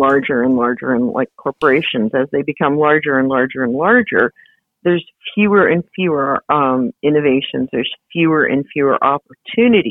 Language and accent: English; Hamilton, Ontario, Canada; I grew up in Hamilton, and father was a steel worker in Dofasco.